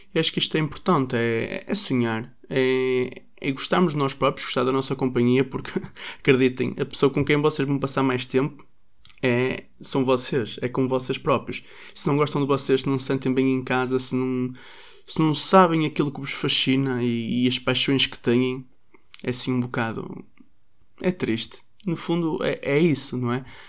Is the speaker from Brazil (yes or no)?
no; Braga, Norte, Portugal; sou de Braga e sou filho único.